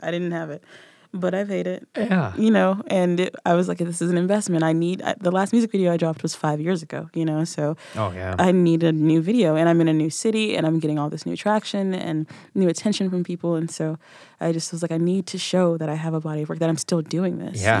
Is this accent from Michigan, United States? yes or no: no; Nashville, Tennessee, United States; I'm from Nashville. Give my accent a second.